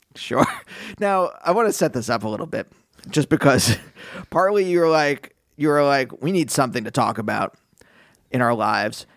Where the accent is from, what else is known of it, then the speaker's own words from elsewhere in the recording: Pennsylvania, United States; my youth growing up in Pennsylvania